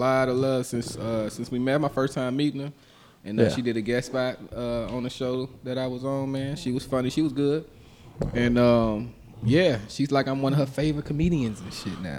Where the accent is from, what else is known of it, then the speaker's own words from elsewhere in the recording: Maywood, Illinois, United States; also born or lived in Austin, Texas / Los Angeles; now in Houston, United States; I'm from Chicago. I'm from Maywood